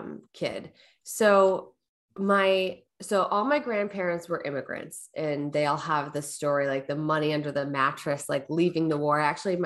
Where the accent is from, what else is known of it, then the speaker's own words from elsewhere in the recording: Portland, Oregon, United States; also born or lived in Southern California; Yeah, I was born in Southern California. When I was about 7, we moved up to Portland, Oregon area.